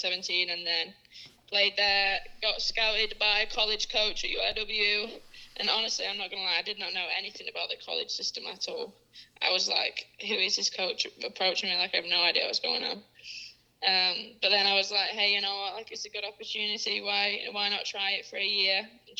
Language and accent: English; Worley, Lancashire, North West England, United Kingdom; moved away as an adult; now in San Antonio, United States; I grew up, my parents live in a small village called Worley, which I struggle to pronounce.